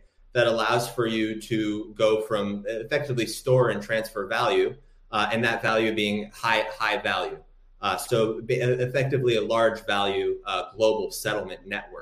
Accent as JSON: {"language": "English", "country": "Morocco", "said": "I'm from Morocco myself"}